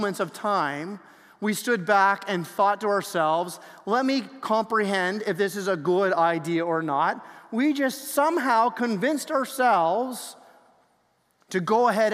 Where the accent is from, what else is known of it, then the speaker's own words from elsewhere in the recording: Canada; we're Canadian